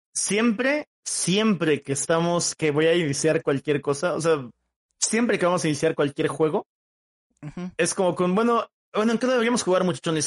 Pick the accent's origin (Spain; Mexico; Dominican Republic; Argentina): Mexico; Oaxaca; yo soy de Oaxaca, México